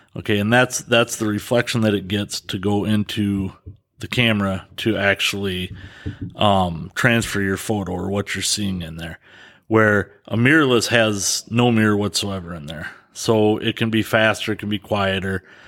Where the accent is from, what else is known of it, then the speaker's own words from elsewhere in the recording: Dodgeville, Wisconsin, United States; born and raised in Dodgeville.